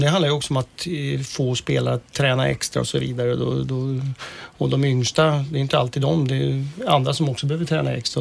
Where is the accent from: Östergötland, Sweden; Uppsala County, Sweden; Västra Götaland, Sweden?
Uppsala County, Sweden; Uppsala; Jag kommer ju från Uppsala och jag har en klasskompis som eh, eh jag gick årskurs 1 till 9 gjorde jag och han